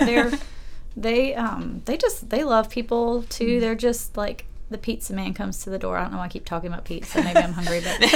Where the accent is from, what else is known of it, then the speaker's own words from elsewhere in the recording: Aiken, South Carolina, United States; I was raised in a Presbyterian church that I love in my hometown of Aiken.